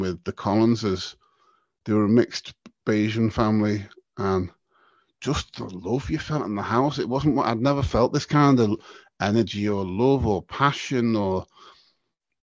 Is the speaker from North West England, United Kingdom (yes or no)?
yes; Southport, North West England, United Kingdom; also born or lived in Liverpool; we grew up in Southport at the time. We grew up basically, Southport now is classed as Merseyside